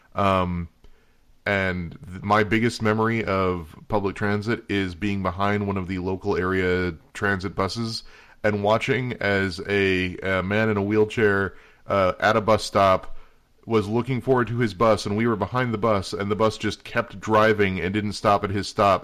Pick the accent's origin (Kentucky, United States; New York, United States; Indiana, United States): Indiana, United States; now in North Carolina, United States; I grew up in Indiana